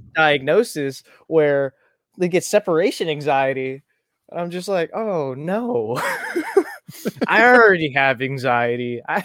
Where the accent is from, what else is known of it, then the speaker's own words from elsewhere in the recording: Virginia, United States; also born or lived in Tucson, Arizona / Michigan / Kansas; I was born in Tucson, Arizona, moved to Michigan, moved to Virginia, then moved to Kansas to stay with my dad for a little bit, and then moved back to Virginia. And then I moved a lot, moved around a lot in Virginia.